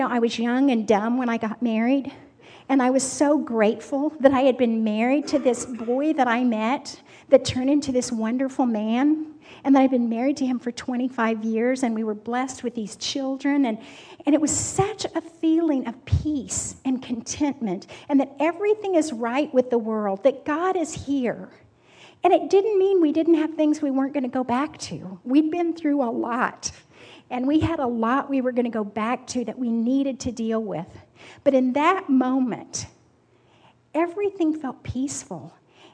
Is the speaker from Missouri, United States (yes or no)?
no; Kansas, United States; I'm from Kansas